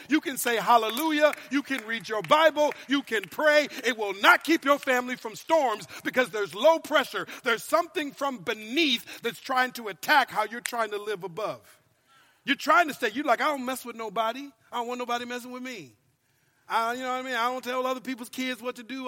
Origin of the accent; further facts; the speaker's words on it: Minnesota, United States; moved away as an adult; also born or lived in Louisiana; now in California, United States; I've lived in California now for 13 years, but I'm originally from Minnesota